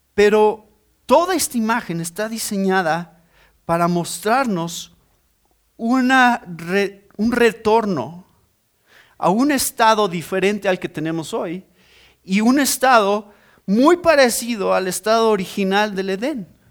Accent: Mexico; Ese es mi país. Yo soy mexicano

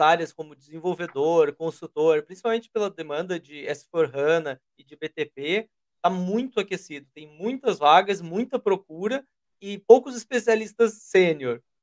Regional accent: Brazil; nós somos brasileiros

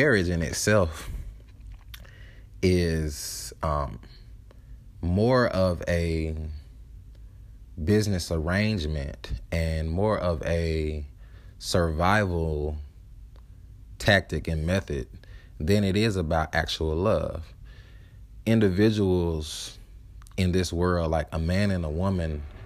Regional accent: the South, United States; I'm from the South.

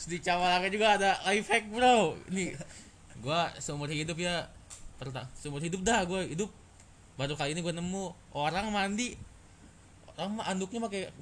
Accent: Bandung, West Java, Indonesia; kan panas banget ya gua kan orang Bandung kagak kagak biasa panas lah

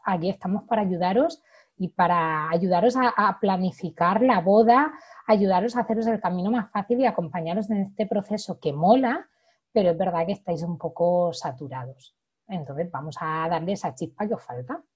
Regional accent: Orihuela, Valencian Community, Spain; yo que soy del sur de Alicante, de, Orihuela, un pueblecito muy, muy bonito

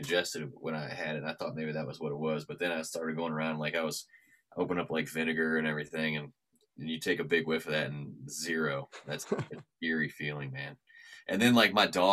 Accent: St. Louis, Missouri, United States; moved away; I'm from St. Louis

